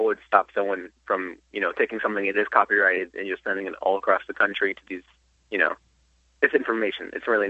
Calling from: Bradenton, Florida, United States; I'm calling from Bradenton

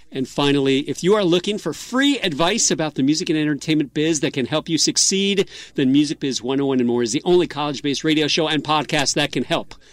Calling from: New York City, New York, United States; Harlem in New York City.

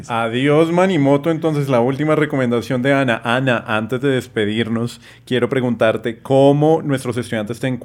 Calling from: Tenjo, Cundinamarca, Colombia; Hola amigos, les envío un saludo desde el bello municipio de Tenjo, Cundinamarca.

